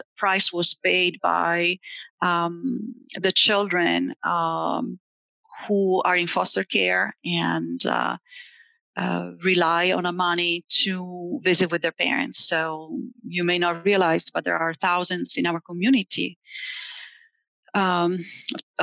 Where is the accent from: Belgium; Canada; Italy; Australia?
Italy; also born or lived in Indiana; now in Allen County, Indiana, United States; I am an immigrant from Italy